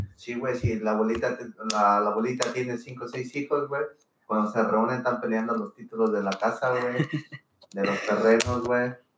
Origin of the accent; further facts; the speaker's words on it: Mexico; now in United States; nosotros somos de México